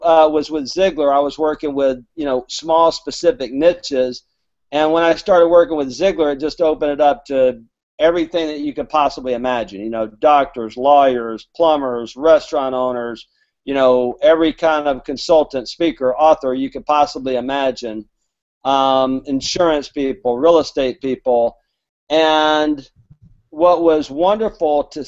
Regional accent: Alabama, United States; I'm from Alabama, so my grammar is not good

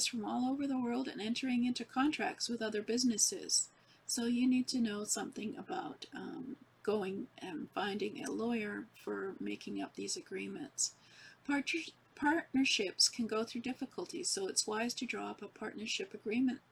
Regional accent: Canada; I'm from Canada

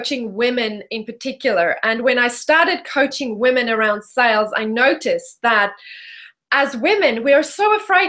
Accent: South Africa; moved away as an adult; now in Perth, Australia; I am, in fact, born and bred South African

